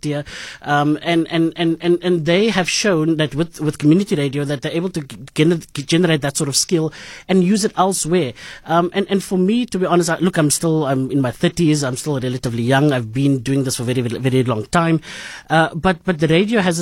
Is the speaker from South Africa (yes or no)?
yes; Cape Town, Western Cape, South Africa; I grew up in Bonteville